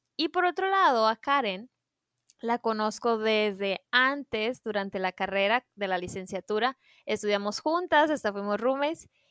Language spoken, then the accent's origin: Spanish; Sonora, Mexico; somos tres nutriólogas sonorenses, las tres somos amigas y mujeres mexicanas